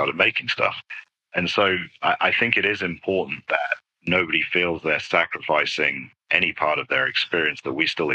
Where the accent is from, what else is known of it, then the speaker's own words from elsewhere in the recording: United Kingdom; moved away; being British